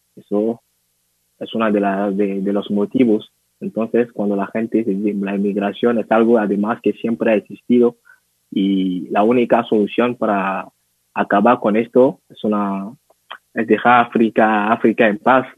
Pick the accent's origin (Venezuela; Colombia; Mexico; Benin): Benin; Spanish is a second language; yo ahora estoy en Benin, nací aquí, en una pequeña ciudad que se llama Gaza.